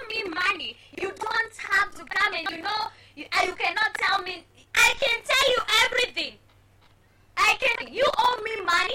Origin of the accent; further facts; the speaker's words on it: Kenya; our country, Kenya